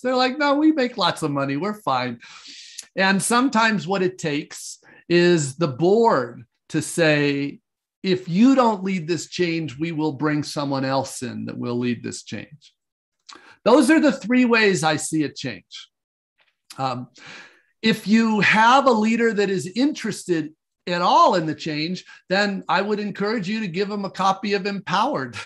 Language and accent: English; United States